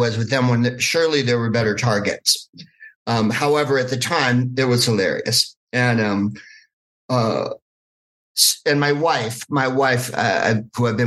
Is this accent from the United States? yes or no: yes; Bay Area, California, United States; accent: Bay Area; I'm from California, you can hear by my accent. I have a hella Bay Area accent